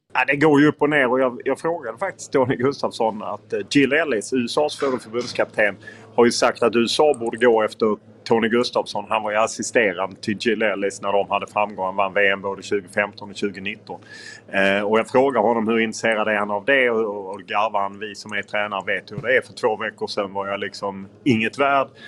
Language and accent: Swedish; Lund, Skåne, Sweden; now in Stockholm, Sweden; jag är ju från Lund